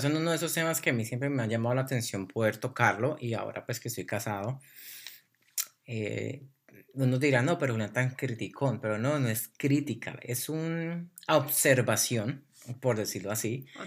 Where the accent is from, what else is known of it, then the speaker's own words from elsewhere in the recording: Colombia; Soy colombiano y así hablamos los colombianos.